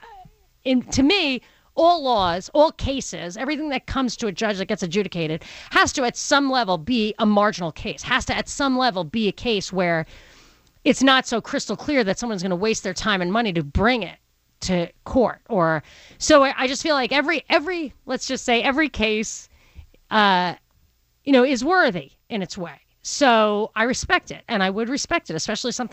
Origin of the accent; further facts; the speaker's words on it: New York City, New York, United States; accent: Brooklyn; my Brooklyn accent